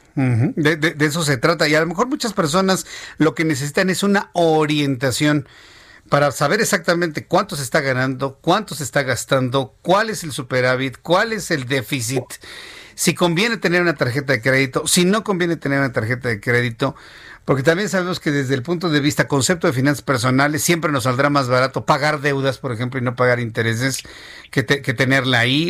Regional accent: Mexico; como sociedad mexicana

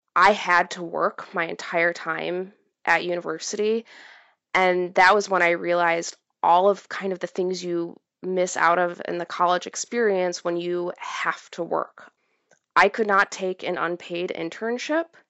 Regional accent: Midwest, United States; the area that I grew up in in the Midwest

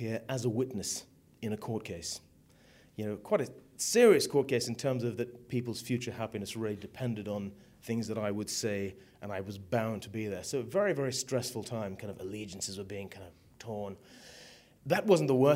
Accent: Zimbabwe; moved away; I came from Africa. I was born in Zimbabwe

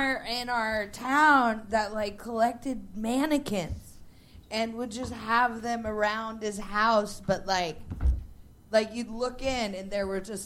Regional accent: United States; moved away as an adult; now in United Kingdom; because we're American.

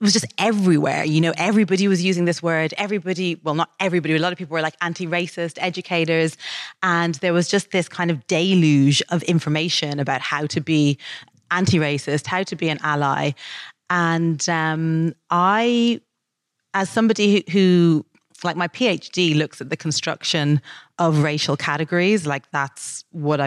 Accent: Dublin, Leinster, Ireland; moved away as an adult; now in United Kingdom; When I was growing up in Dublin

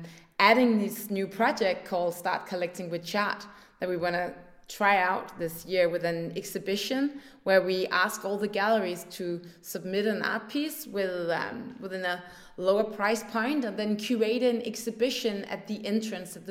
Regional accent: north of Copenhagen, Capital Region of Denmark, Denmark; also born or lived in Paris, France; I grew up here in Denmark, north of Copenhagen

